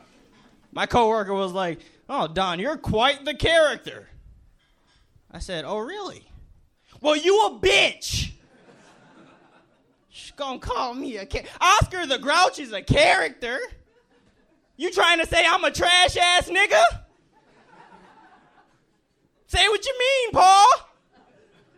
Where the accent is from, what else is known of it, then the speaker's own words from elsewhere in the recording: Hartford, Connecticut, United States; I'm actually from Connecticut, from Hartford.